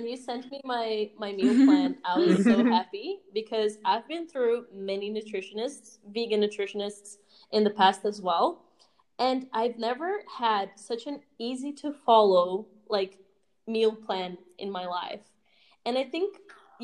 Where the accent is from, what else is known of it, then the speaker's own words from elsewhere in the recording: Australia; accent: Aussie; It's my Aussie accent